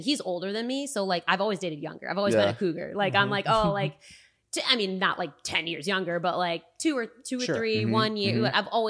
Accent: Rochester, United States; now in California, United States; I don't see myself moving back to my hometown.

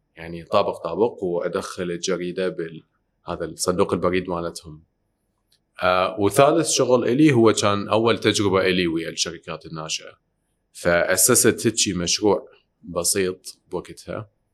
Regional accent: Iraq; moved away; احنا ساكنين برا كنا طلعنا ب 98 من العراق

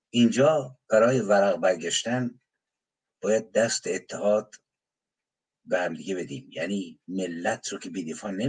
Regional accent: Iran; born there; من متحد به انسان ایرانی هم که توی مملکت زاده شدم زبانش رو میدونم شعرش رو میشناسم ادبیاتش رو میشناسم

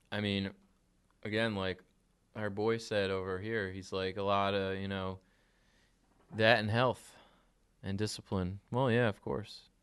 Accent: New Jersey, United States; we're from New Jersey

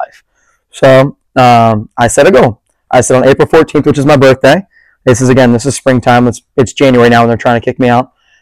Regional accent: Bethany Beach, Delaware, United States; now in Charleston, United States; I grew up in Bethany Beach, Delaware

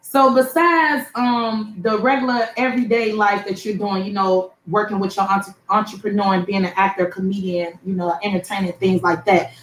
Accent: Chicago, Illinois, United States; I'm from the Chicago

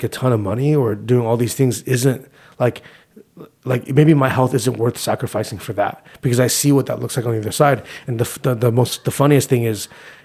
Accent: Whittier, California, United States; I was born in Whittier, California

